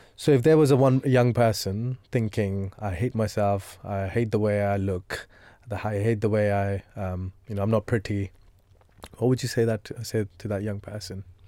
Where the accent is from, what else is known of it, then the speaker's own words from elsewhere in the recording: India; moved away; I come from India